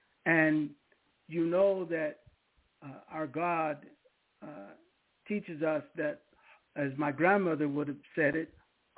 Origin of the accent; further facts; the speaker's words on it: Seaside, California, United States; I knew her where I grew up in Seaside, California. We're all military families